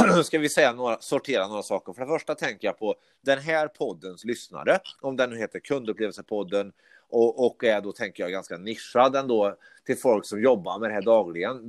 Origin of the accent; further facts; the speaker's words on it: Karlstad, Värmland, Sweden; now in Stockholm, Sweden; jag bor i Stockholm, men jag är från Karlstad